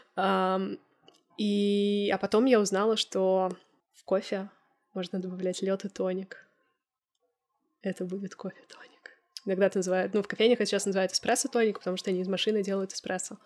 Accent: Moscow, Russia; moved away; мой родной город, я родилась в Москве

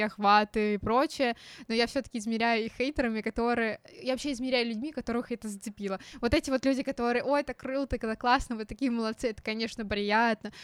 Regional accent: Nizhny Novgorod, Nizhny Novgorod Oblast, Russia; мы из Нижнего Новгорода.

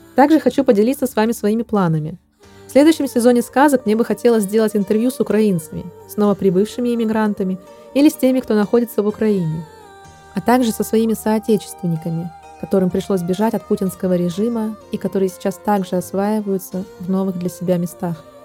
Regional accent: Russia; moved away; Я россиянка

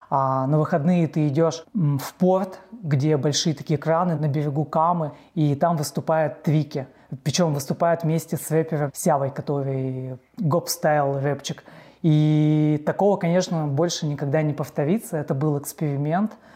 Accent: Perm, Perm Krai, Russia; я родился в Перми

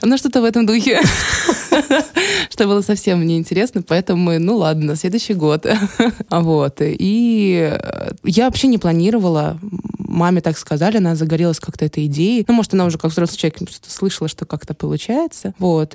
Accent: Saint Petersburg, Russia; also born or lived in Ukraine / Khmelnytskyi Oblast; сама я родом с Украины. С двух лет я живу в Санкт-Петербурге.

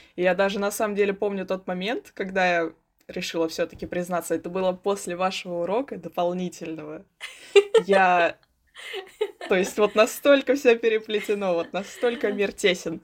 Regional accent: Moscow, Russia; мне 16 лет, я из Москвы

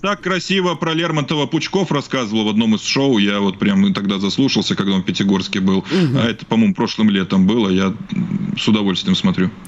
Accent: Belarus

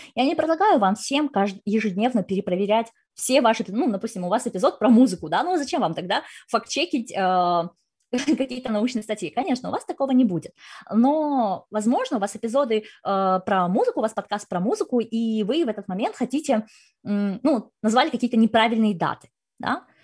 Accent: Kazakhstan; я сама из Казахстана

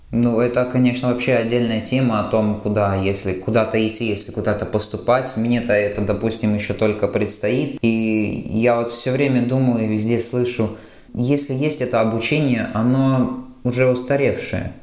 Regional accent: Latvia; мы из Латвии

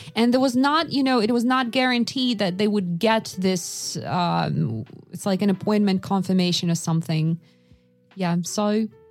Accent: Yakutsk, Sakha Republic, Russia; moved away; I was born in Yakutsk

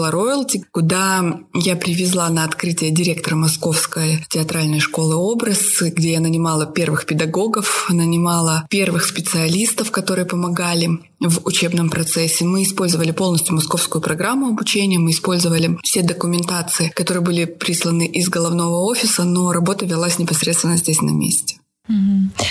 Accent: Almaty, Kazakhstan; born there; И я уехала пожить в Казахстан, в город, где я родилась, в Алмату.

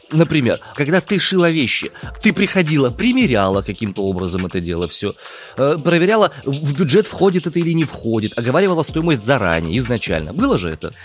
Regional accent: Omsk, Omsk Oblast, Russia; Я из Омска родом.

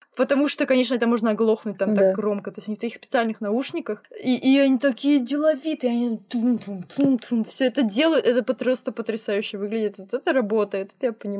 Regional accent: Tomsk, Tomsk Oblast, Russia; я из Томска

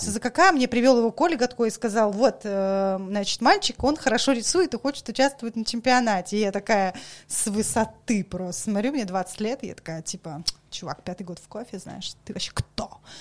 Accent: Saint Petersburg, Russia; moved away as an adult; also born or lived in Kaliningrad / Moscow / Dagestan; Я вообще петербурженка, э, вообще вот максимальная, насколько это возможно

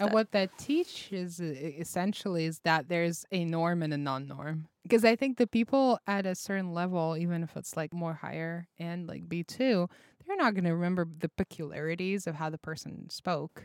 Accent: Russia; English is a second language; moved away; I'm a foreign exchange student, so I come from a different part of the world. That being um, Russia.

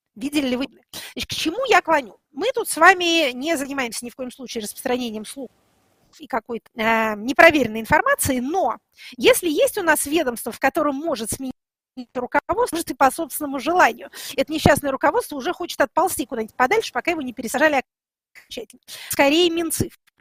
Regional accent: Tula Oblast, Russia; я из Тульска

